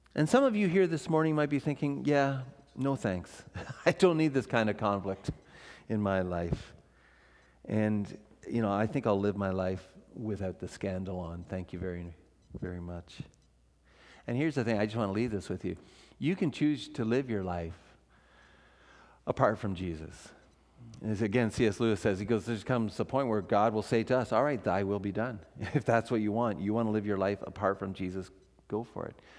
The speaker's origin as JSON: {"language": "English", "region": "Ontario", "country": "Canada", "also_born_or_lived": "Vancouver", "moved": "as an adult", "said": "I'm from Ontario o-, originally"}